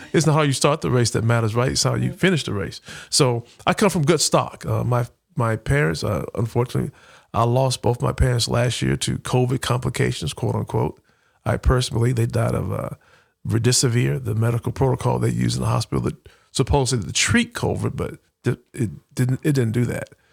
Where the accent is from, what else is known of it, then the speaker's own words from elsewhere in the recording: Huntsville, Alabama, United States; moved away as an adult; also born or lived in Pine Bluff, Arkansas / Atlanta; I grew up in Huntsville